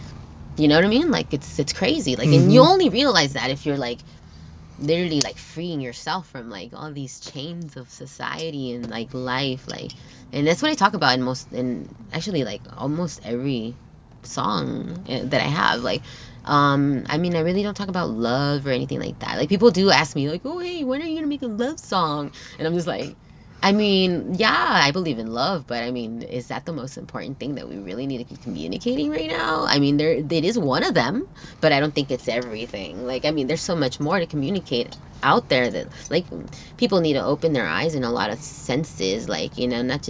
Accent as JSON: {"language": "English", "town": "Torrance", "region": "California", "country": "United States", "tie": "born or raised there", "first_language": "Spanish", "second_language": "English", "said": "I was born here in Torrance"}